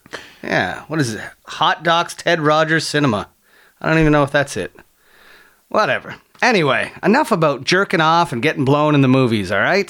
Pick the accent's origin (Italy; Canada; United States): Canada; St. Catharines, Ontario; I grew up in a border town.